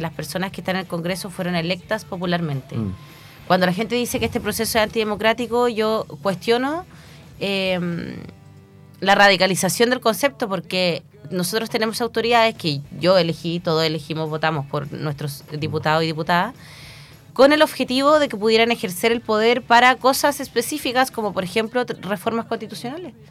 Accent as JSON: {"language": "Spanish", "town": "Chillán", "region": "Ñuble", "country": "Chile", "tie": "born or raised there", "also_born_or_lived": "Santiago (Ñuñoa)", "said": "nos vinimos acá a Chillán y en Chillán estudié la enseñanza básica, la enseñanza media"}